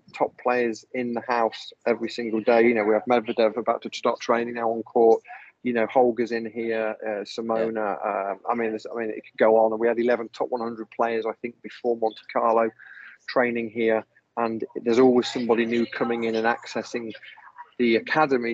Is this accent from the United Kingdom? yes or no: yes; Leicester, East Midlands, United Kingdom; moved away as an adult; also born or lived in south of France; now in France; I'm from Leicester in England